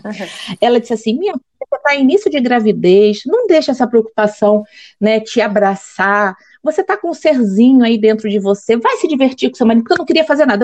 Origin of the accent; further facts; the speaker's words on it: Rio de Janeiro, Brazil; now in Espírito Santo, Brazil; eu sou carioca de nascença, mas já é uma capixaba de coração. Eu moro, aqui, eu moro aqui desde 1996